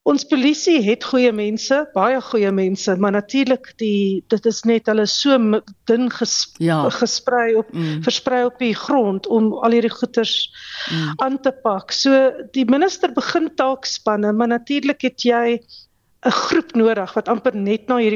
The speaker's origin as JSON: {"language": "Afrikaans", "country": "South Africa", "said": "Ons as Suid-Afrikaners, ons praat Afrikaans by die huis, dan kom ons in die publiek dan praat ons skielik Engels."}